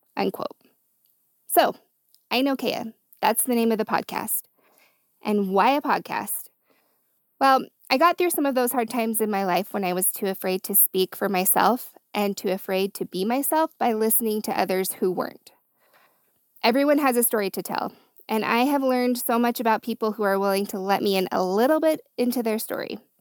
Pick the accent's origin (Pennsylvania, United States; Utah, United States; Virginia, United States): Utah, United States; I'm from Utah, born and raised